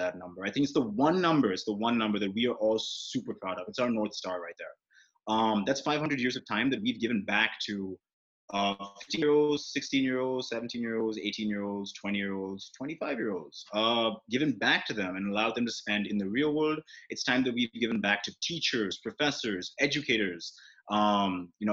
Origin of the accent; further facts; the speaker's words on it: India; I'm Indian